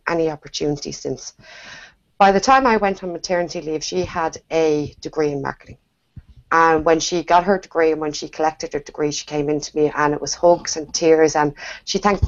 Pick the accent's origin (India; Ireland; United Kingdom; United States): Ireland; Dublin, Leinster; I'm from Dublin in Ireland.